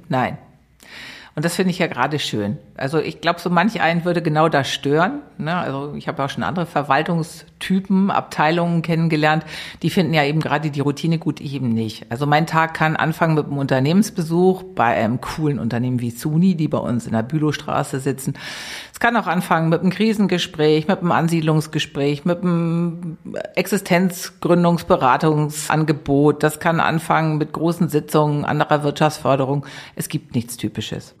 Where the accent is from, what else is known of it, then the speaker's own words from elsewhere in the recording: Eutin, Schleswig-Holstein, Germany; moved away as an adult; now in Berlin, Germany; Ich bin zwischen den Meeren groß geworden. Schleswig-Holstein. Ich weiß nicht, sagt dir Eutin was? 15 Kilometer von der Ostsee